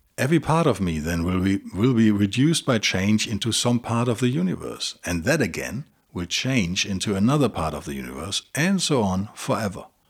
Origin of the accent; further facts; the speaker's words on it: Germany; Bei uns in Europa ist wahrscheinlich, äh, oder in Deutschland speziell